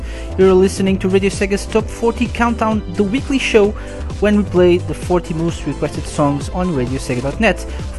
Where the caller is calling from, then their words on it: Portugal; I'm live from Portugal, and I'm live to play you the most requested songs of the week